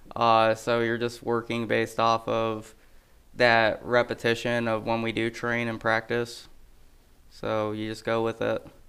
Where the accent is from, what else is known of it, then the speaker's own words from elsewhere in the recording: Toledo, Ohio, United States; now in Adams County, Illinois, United States; I'm originally from Ohio